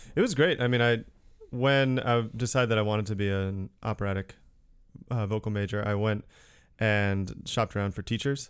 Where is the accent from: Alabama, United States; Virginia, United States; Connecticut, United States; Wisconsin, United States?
Connecticut, United States; Newtown; moved away; I'm from Connecticut originally, from the next town over, Newtown